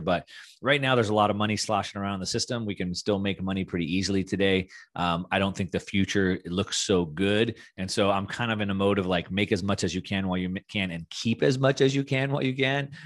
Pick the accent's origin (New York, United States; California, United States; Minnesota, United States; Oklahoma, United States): California, United States; Southern; moved away as an adult; now in Puerto Rico; I'm from Southern California